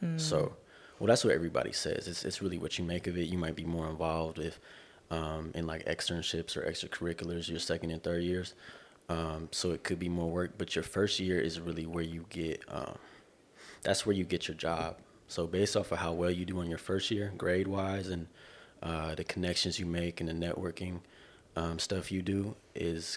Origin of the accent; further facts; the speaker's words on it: Corona, California, United States; now in Irvine, United States; I'm from the Inland Empire, Corona, California. Currently I live in Irvine.